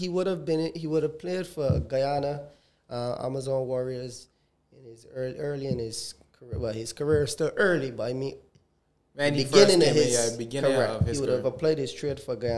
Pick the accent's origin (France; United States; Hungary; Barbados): Barbados; we are Bajans